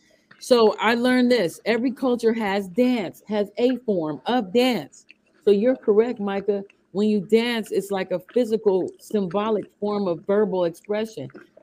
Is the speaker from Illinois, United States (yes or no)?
yes; Chicago, Illinois, United States; also born or lived in Wisconsin; But I grew up in Wisconsin a little bit, and I'm from Chicago.